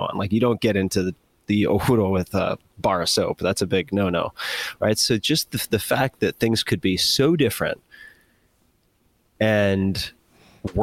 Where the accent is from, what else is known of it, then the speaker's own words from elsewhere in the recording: Long Island, New York, United States; I was born and raised on Long Island, very much confined to a tiny, tiny geography.